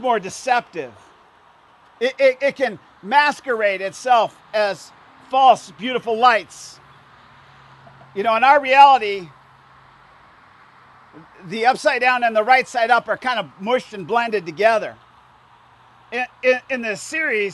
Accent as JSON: {"language": "English", "area": "Indiana and Illinois", "region": "Midwest", "country": "United States", "tie": "born or raised there", "said": "me and my friends growing up in Indiana and Illinois"}